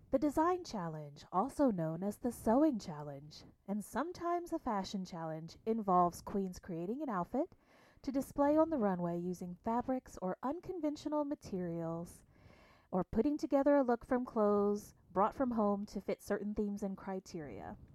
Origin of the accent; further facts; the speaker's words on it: Illinois, United States; I'm from the Payne, Illinois. I'm 43 years, so old.